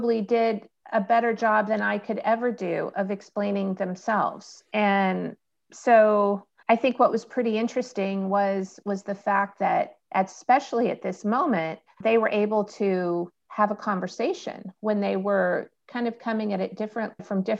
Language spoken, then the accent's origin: English; Alabama, United States; I'm from the South. I'm from Alabama.